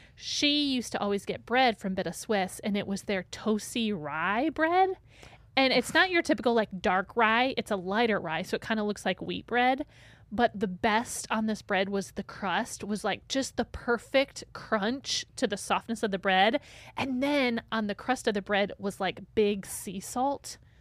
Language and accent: English; St. Joseph, Michigan, United States; Saint Joe, my hometown that I grew up in.